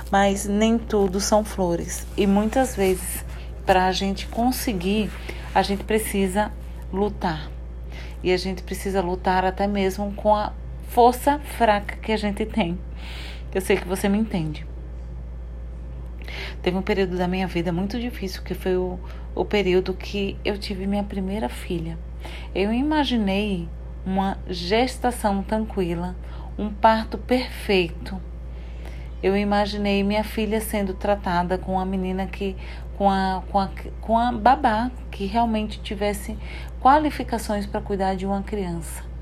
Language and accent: Portuguese; Sergipe, Brazil; now in Paraná, Brazil; no interior de, de Sergipe. E fomos, viemos para o Paraná. Hoje eu moro no Paraná, tá, gente? Eu não sou paranaense